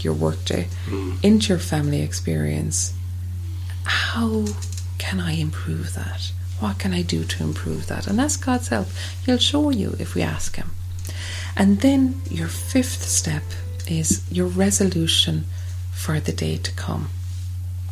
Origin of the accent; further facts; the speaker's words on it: Ireland; as Irish people